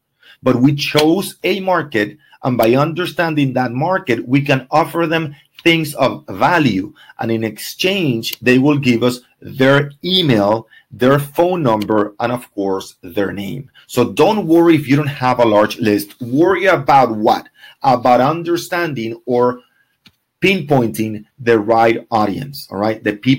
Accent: Ecuador; English is a second language; now in Miami, United States; I came from Ecuador, and all my friends are 20s and do not have any interest on buying. I do not know more than six people in Miami.

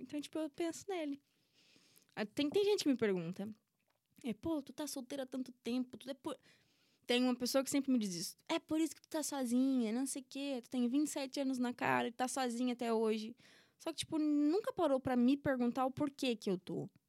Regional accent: Brazil; moved away as an adult; now in Portugal; Em todos os meus anos que eu nasci, cresci e vivi no Brasil

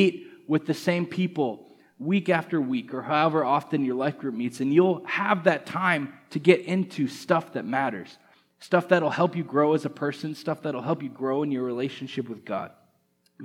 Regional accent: Canada; moved away as an adult; now in United States; I'm from Canada, and over the last few months I've been going through the immigration process to be a permanent resident here in the United States

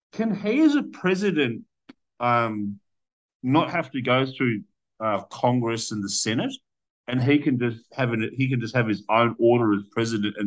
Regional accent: Melbourne, Victoria, Australia; I came all the way from freaking Australia

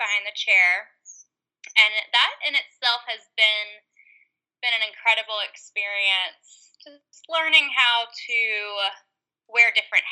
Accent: North Carolina, United States; also born or lived in Las Vegas, Nevada; I'm from North Carolina, but I was living in Las Vegas, Nevada when I had him

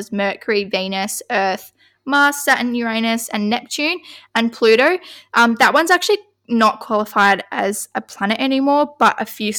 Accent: Kalgoorlie, Western Australia, Australia; I was born in Kalgoorlie on the 2nd of August 2000.

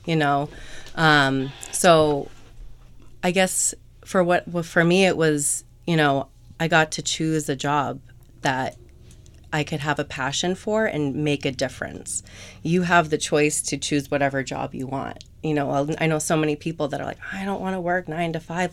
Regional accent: Eastham, Massachusetts, United States; also born or lived in Orleans, Massachusetts; I grew up in East Ham, um, spent the second half of my high school at Nauset

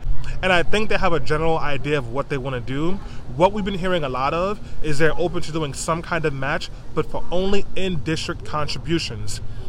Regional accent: New York City, New York, United States; I'm from East New York, Brooklyn. I grew up there, born and raised there. I can't afford to move back.

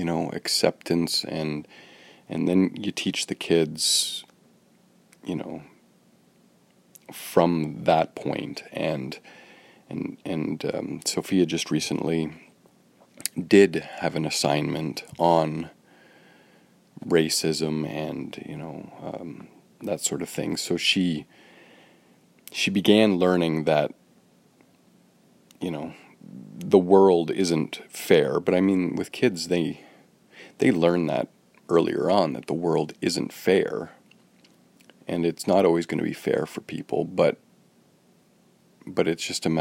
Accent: Woodstock, Ontario, Canada; born or raised there; now in Toronto, Canada

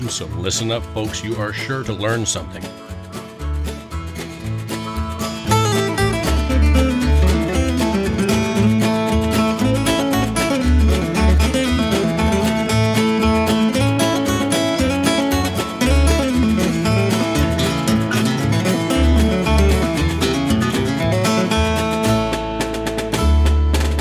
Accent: Indianapolis, Indiana, United States; now in Nashville, United States; I'm from Indianapolis

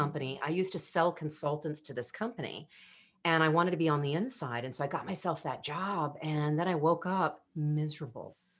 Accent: United States; I was the girlfriend from America

